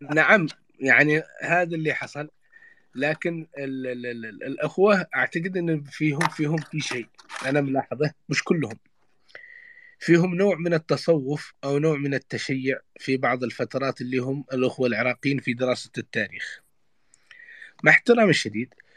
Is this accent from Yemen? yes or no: yes; Yemen; عندنا في اليمن